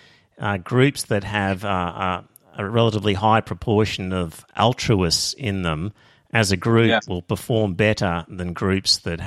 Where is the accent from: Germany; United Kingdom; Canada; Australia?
Australia; also born or lived in Brisbane, Australia; I as an Australian